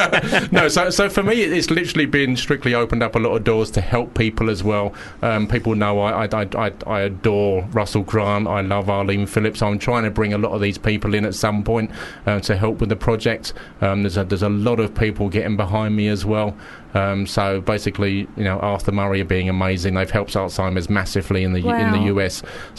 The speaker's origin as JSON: {"language": "English", "town": "Romford", "region": "London", "country": "United Kingdom", "tie": "born or raised there", "said": "can you believe that I'm from Romford?"}